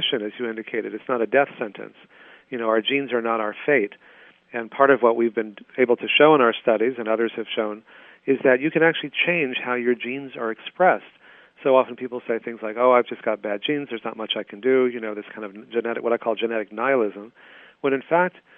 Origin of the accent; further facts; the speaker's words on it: Texas, United States; when I was growing up in Texas